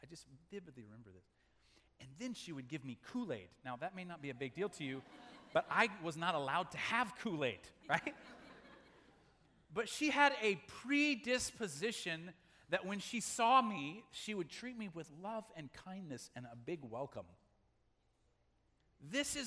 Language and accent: English; Omaha, Nebraska, United States; When I was a kid growing up in Omaha, Nebraska, in my elementary years